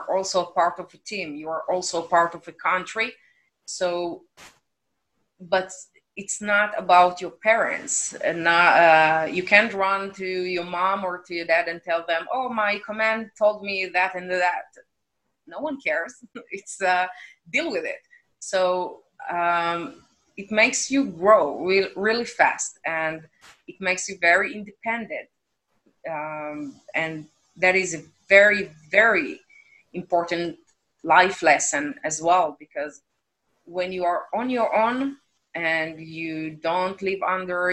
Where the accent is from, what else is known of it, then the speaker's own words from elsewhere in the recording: Israel; growing up in Israel